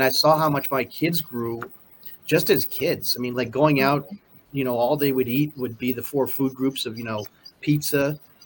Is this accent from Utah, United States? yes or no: no; Stamford, Connecticut, United States; also born or lived in Singapore; now in Chicago, United States; I'm full East Coast, Stamford, Connecticut